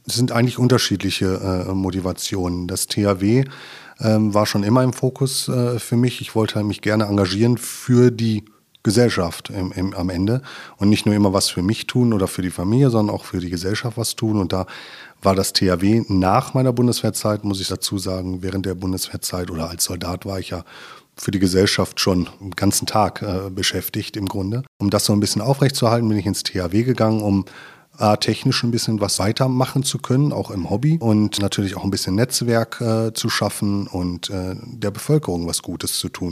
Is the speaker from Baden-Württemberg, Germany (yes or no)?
no; Ruhr area, Westphalia / Sauerland border, North Rhine-Westphalia, Germany; also born or lived in Lemgo, Lippe; now in Lippe, Germany; ich bin aus dem Ruhrgebiet, ähm, quasi Westfale halber Sauerländer. Das ist irgendwie so ein Grenzgebiet, wo ich aufgewachsen bin